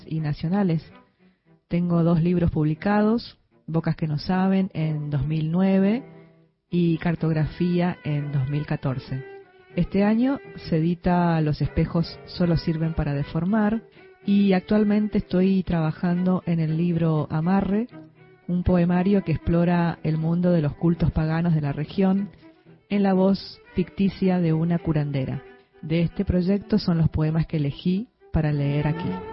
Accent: Resistencia, Chaco, Argentina; soy de Resistencia Chaco

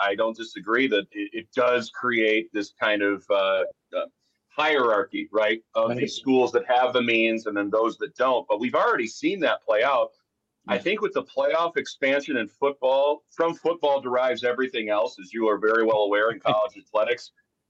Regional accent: Ann Arbor, Michigan, United States; now in Denver, United States; I was born in Ann Arbor. I grew up near there.

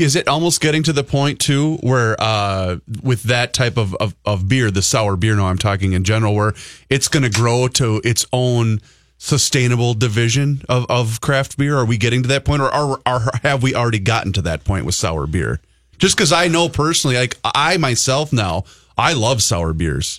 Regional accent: Faribault, Minnesota, United States; now in Carver, United States; I'm a kid that grew up in Faribault

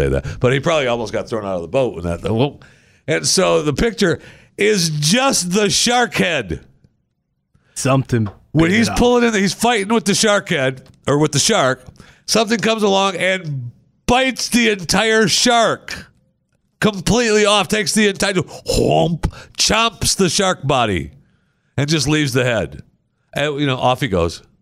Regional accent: Michigan, United States; No, I, I don't live in Michigan anymore.

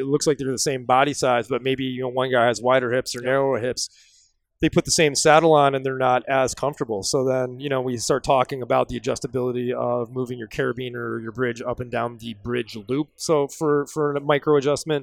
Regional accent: Wisconsin, United States; I'm from Wisconsin

